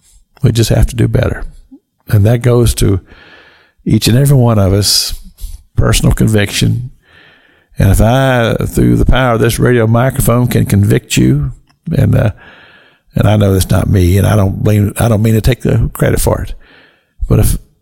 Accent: Kentucky, United States; moved away; And I'm so thankful that God chose to let me be born in the United States of America in the state of Kentucky. I don't live there now, but I do own property still there.

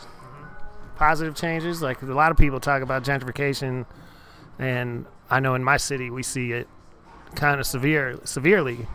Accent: Houston, Texas, United States; I, I come from Houston

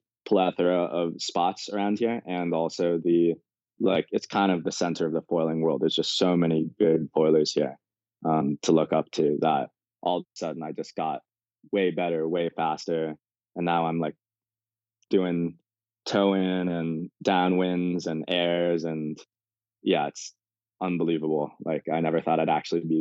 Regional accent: Malibu, California, United States; I'm originally from Malibu, born, raised there

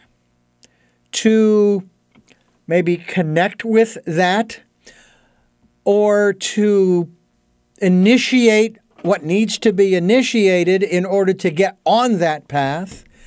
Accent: Arizona, United States; moved away; all the way from my home state of Arizona

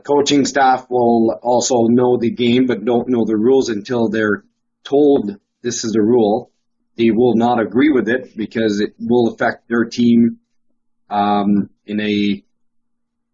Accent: Canada; as Canadian

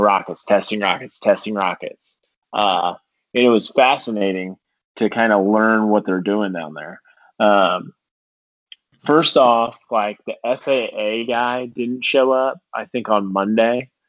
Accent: Indiana, United States; We're from Indiana, so half the people are IU and the other half are Purdue

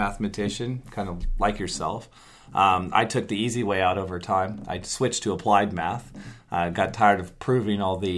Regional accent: Bakersfield, California, United States; moved away as an adult; I grew up in the Central California, grew up in Bakersfield

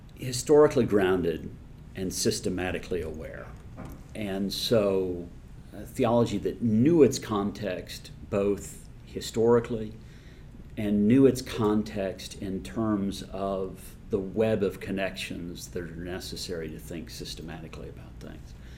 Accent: Indianapolis, Indiana, United States; when I was growing up in Indianapolis

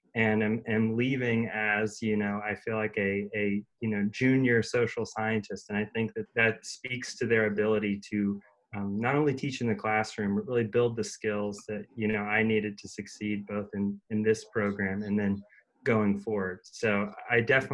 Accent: Orlando, Florida, United States; moved away as an adult; also born or lived in Atlanta, Georgia; now in Nashville, United States; I grew up in Orlando, Florida

